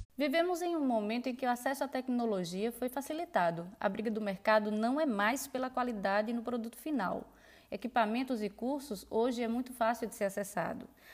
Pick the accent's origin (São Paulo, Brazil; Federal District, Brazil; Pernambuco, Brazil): Pernambuco, Brazil; Petrolina; eu sou de Petrolina, Pernambuco, fotógrafa de família há quase dez anos aqui na região